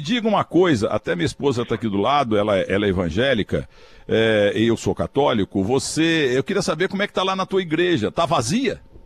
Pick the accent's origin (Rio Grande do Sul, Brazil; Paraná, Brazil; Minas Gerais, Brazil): Minas Gerais, Brazil; Muzambinho; now in São Paulo, Brazil; a única horta da minha terra